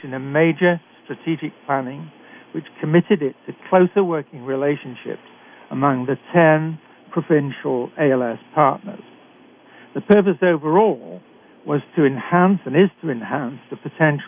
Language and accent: English; United Kingdom; accent: British; moved away as an adult; now in Canada; I'm a physician trained in Britain, as you can tell from my accent.